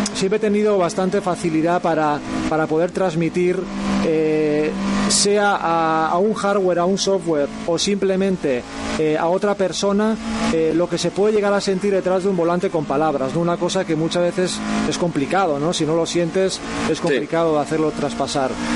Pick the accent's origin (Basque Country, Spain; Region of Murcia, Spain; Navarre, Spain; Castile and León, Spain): Basque Country, Spain; Irun; now in Hondarribia, Spain; soy de Irún, de Guipúzcoa y, bueno, ahora por circunstancias vivo en, en Ondarribía